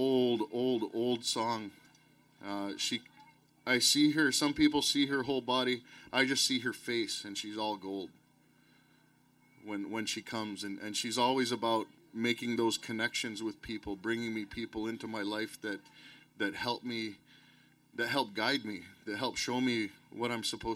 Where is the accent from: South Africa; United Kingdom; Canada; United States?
Canada; Anigaming, Ontario; I'm from Anigaming in Ontario